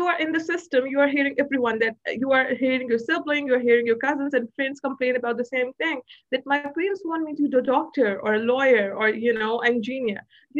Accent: Pakistan; born there; So I was born in Pakistan because my father was working in aviation field. And then I was raised mainly in Pan-Asia because my father was traveling so much.

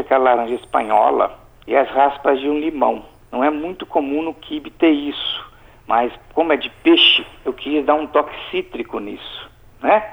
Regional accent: Alegre, Espírito Santo, Brazil; eu nasci e fui criado no Principado do Alegre

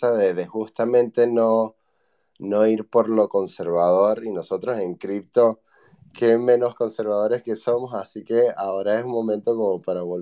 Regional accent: Venezuela; moved away as an adult; yo para los venezolanos sueno argentino y espero que para los argentinos todavía suene venezolano. Pero bueno, soy, soy de Venezuela y descubrí Bitcoin haciendo el research para mi tesis de maestría. En aquel momento había salido de Venezuela para

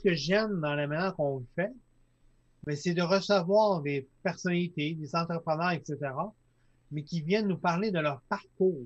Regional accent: Lac Saint-Jean, Quebec, Canada; Je viens du lac Saint-Jean

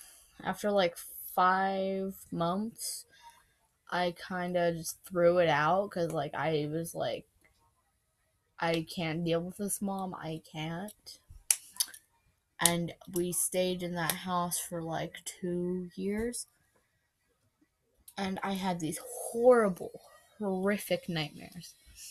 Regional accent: Russia; born there; also born or lived in Italy; But I was adopted in Italy. I was not born in Italy. I was born in Russia. Understand? I was born in Russia.

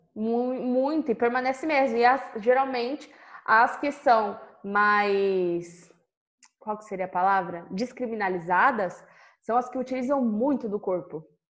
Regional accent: São Paulo, Brazil; eu sou de São Paulo

